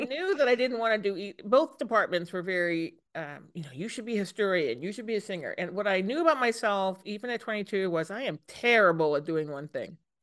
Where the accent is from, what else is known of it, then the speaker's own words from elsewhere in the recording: East Coast, United States; moved away as an adult; also born or lived in Minnesota; I grew up on the East Coast